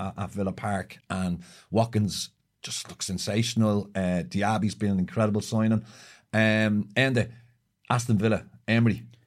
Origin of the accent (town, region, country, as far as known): Ireland